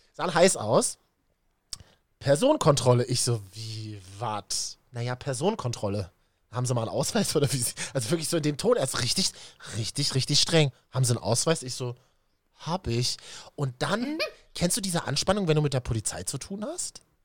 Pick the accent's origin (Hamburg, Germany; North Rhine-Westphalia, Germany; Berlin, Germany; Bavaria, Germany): Berlin, Germany; als Berliner